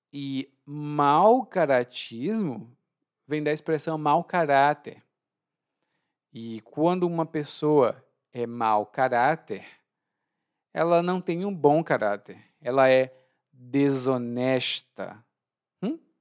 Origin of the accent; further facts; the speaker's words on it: Ceará, Brazil; no meu estado natal, lá no Ceará